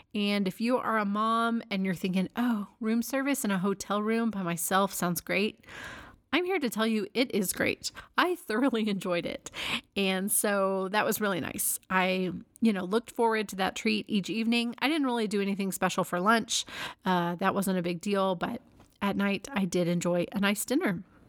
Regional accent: Dallas, Texas, United States; moved away; Dallas is my hometown

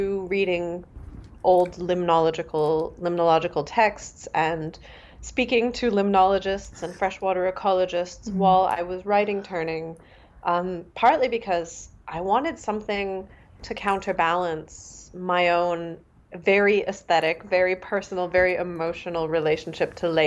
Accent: Canada; first language Mandarin; moved away as an adult; now in Germany; I was born in Canada. So I grew up just with a lot of languages and migrations in my family history

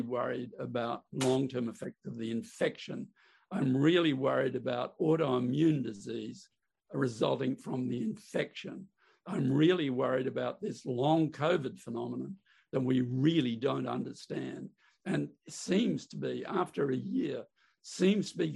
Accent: Queensland, Australia; now in Melbourne, Australia; I'm a Queenslander by birth.

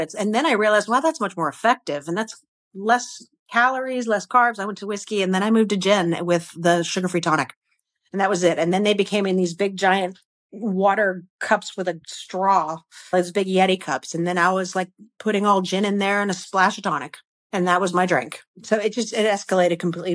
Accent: Connecticut, United States; now in Texas, United States; I'm a Yankee. I'm from Connecticut originally.

